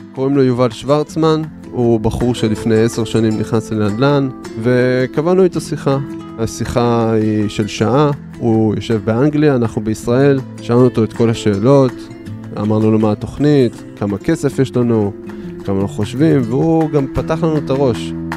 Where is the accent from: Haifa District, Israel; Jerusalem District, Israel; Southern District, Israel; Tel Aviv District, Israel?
Haifa District, Israel; Haifa; also born or lived in Beersheba; בחיפה אני גדלתי, אני חיפאי מאז ומתמיד